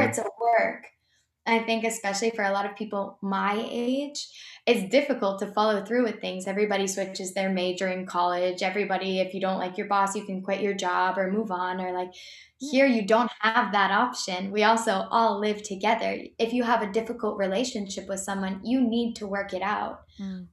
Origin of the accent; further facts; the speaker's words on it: Boston, Massachusetts, United States; now in St. Augustine, United States; I'm from Boston area